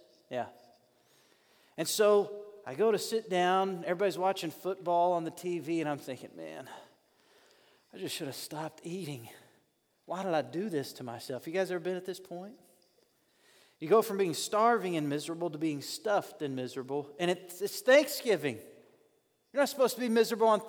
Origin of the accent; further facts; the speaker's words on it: North Little Rock, Arkansas, United States; I grew up in North Little Rock, Arkansas.